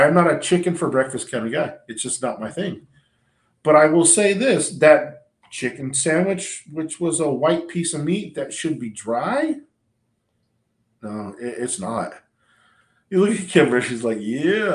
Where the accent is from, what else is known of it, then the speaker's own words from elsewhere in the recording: Southern California, United States; moved away as an adult; now in Polk County, Florida, United States; I grew up in Southern California